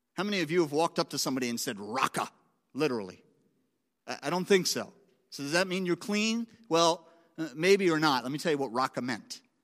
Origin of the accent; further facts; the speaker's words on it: Philadelphia, Pennsylvania, United States; now in Boston, United States; I'm, I'm from Philadelphia originally